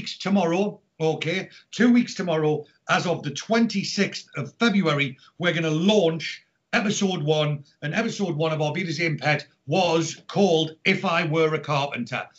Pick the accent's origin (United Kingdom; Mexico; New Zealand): United Kingdom; Newcastle upon Tyne, North East England; now in Reading, United Kingdom; But as you can tell, I'm not from Reading. I am originally from Newcastle.